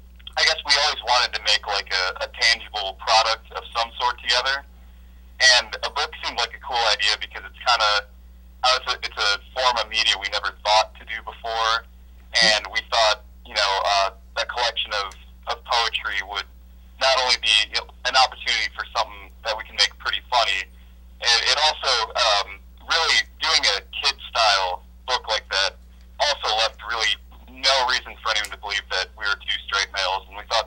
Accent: North Olmsted, Ohio, United States; Yeah, I'm from North Olmsted originally, which is the other side of Cleveland, but kind of similar thing.

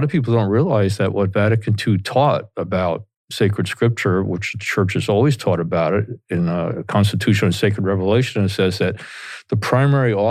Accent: Teaneck, New Jersey, United States; accent: Jersey; because I grew up here in Teaneck, New Jersey, and went to Bergen Catholic High School in Oradell

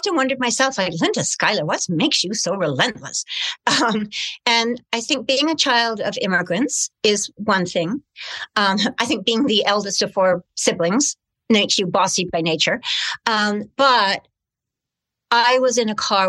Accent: Canada; also born or lived in United Kingdom; in 1956, we had arrived in Canada as British immigrants

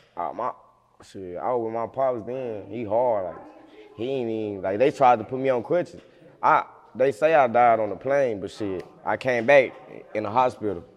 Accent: United States; also born or lived in Memphis, Tennessee / Osceola, Arkansas; I'm from Memphis slash Osceola. I stay in Osceola

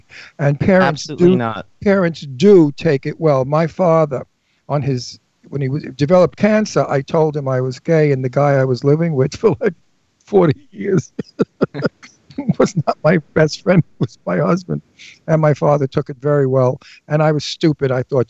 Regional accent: Brooklyn, New York, United States; born there; also born or lived in Astoria / Garden City / Setauket / Valley Stream; I was born in Brooklyn. I lived in Astoria for some of my life. And then I lived in Garden City. I lived in Setauket.

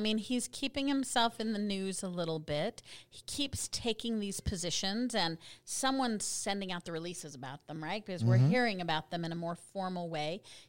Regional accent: Texas, United States; I'm a Texan.

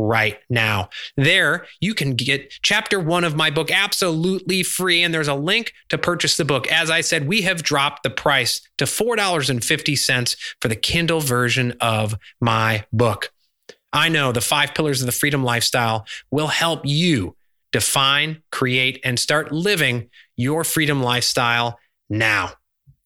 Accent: Chicago, Illinois, United States; I grew up in Chicago during the 90s

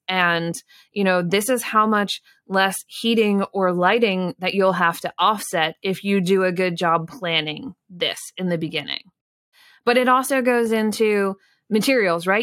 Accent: Pennsylvania, United States; I grew up in Pennsylvania.

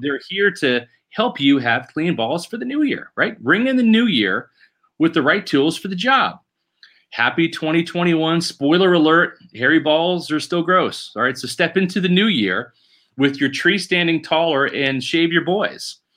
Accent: Overland Park, Kansas, United States; my hometown, Overland Park, Kansas

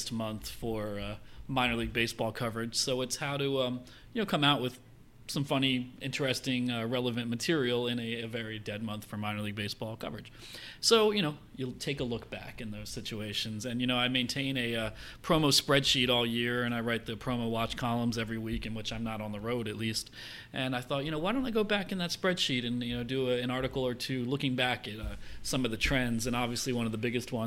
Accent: Philadelphia, Pennsylvania, United States; I grew up in the Philadelphia area

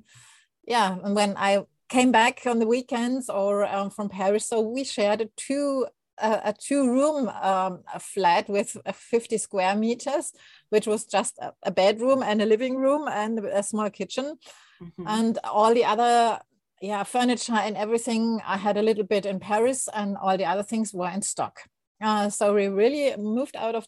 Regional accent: Germany; English is a second language; moved away as an adult; now in Asuncion, Paraguay; I'm not a native speaker of English, although I think I learned since I was 10. So it's in the meantime, it's quite a while. So I'm German and I moved here in December 21

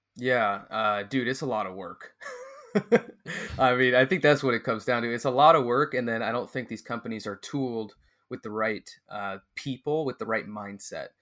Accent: California, United States; moved away as an adult; also born or lived in Mexico; I'm from California

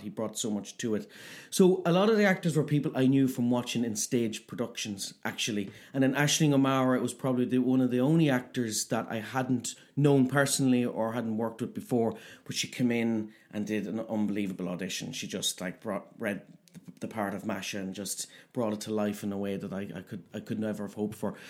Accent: Cavan, Ulster, Ireland; we're both from Cavan Town

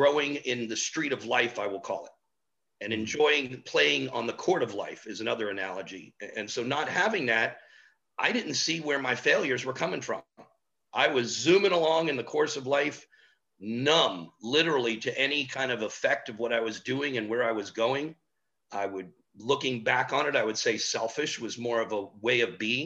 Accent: Miami, Florida, United States; a native Miamian, which there's not many of us left. My brother and myself are probably it. And born and raised in Miami.

